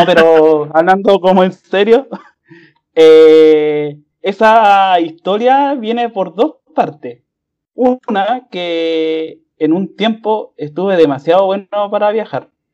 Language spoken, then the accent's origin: Spanish; Calama, Antofagasta, Chile; moved away; nosotros vivíamos en el norte, en Calama